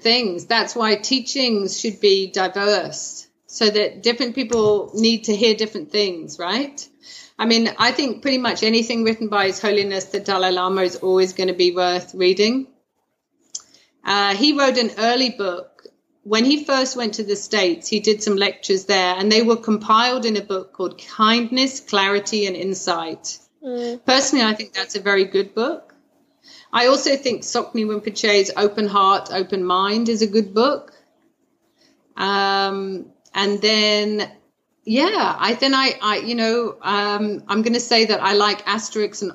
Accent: United Kingdom; as a British person

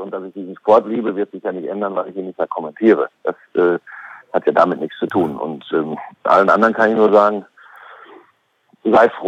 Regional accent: Oldenburg, Lower Saxony, Germany; Und da würde ich als Oldenburger erstmal sagen, Och, da habe ich aber vor zweieinhalb Monaten überhaupt nicht dran geglaubt.

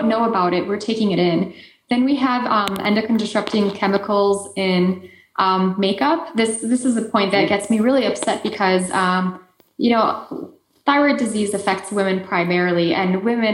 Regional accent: Poland; accent: Eastern European; moved away; I lived on the Ukrainian border in Poland when I was growing up.

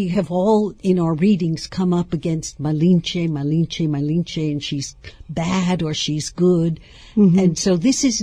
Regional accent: New York, United States; I was raised in New York

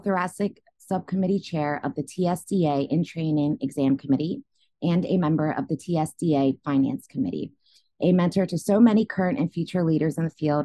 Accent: Philadelphia, Pennsylvania, United States; moved away; Temple University in my hometown, Philadelphia.

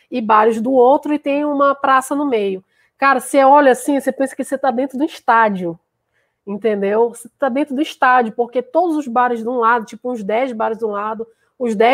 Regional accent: Belém, Pará, Brazil; now in São Luís, Brazil; onde eu tô, onde eu moro, né? É, sou paraense do norte e moro no nordeste

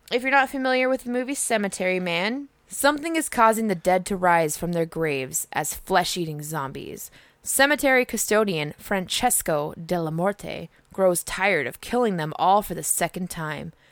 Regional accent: United States; we're American as fuck

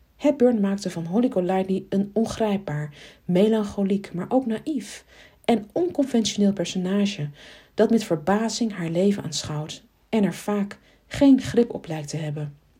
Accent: Arnhem, Gelderland, Netherlands; als Arnhemmer

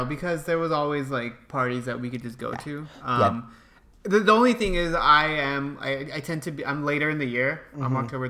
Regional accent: United States; they know that I'm American, so they're going to make an example out of me.

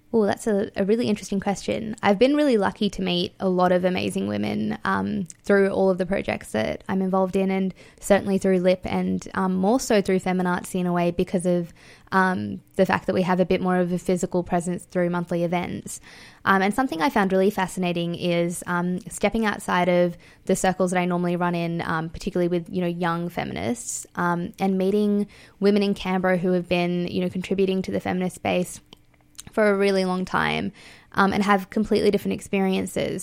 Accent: Fiji; now in Australia; I was born in Fiji, um, and I'm Indian and I live in Australia.

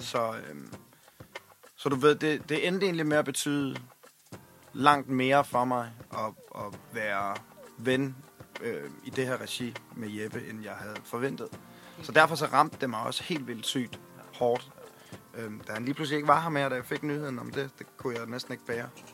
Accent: Svendborg, Southern Denmark, Denmark; jeg er fra Svendborg.

